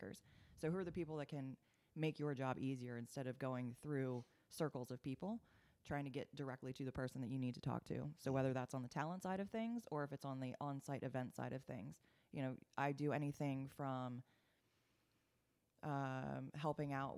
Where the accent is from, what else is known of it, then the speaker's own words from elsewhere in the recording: Maryland, United States; now in Atlanta, United States; I grew up in Maryland